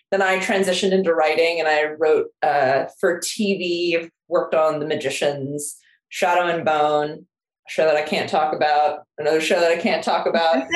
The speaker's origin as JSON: {"language": "English", "region": "Seoul", "country": "South Korea", "tie": "born or raised there", "moved": "as an adult", "lives_now": "United States", "said": "I was born and raised in Seoul, South Korea. I uh, my mom's Korean. I lived there till I was 18 and then I moved to the US."}